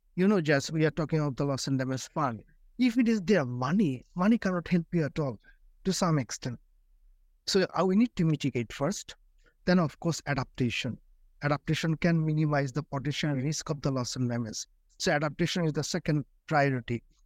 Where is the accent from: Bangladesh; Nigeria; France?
Bangladesh; I'm from Bangladesh, from one of the most vulnerable countries